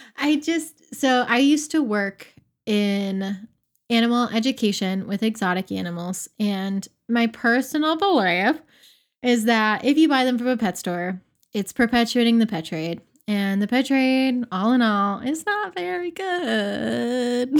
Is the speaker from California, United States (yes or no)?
no; Pensacola, Florida, United States; in my hometown, in Hannah's hometown of Pensacola, we have crews here